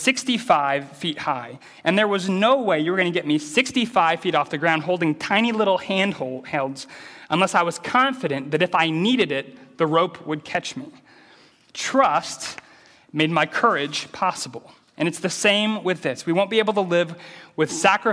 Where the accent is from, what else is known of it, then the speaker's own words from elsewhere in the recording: American Midwest, United States; I grew up in the American Midwest, which is an agricultural area. So I grew up in a small city surrounded by cornfields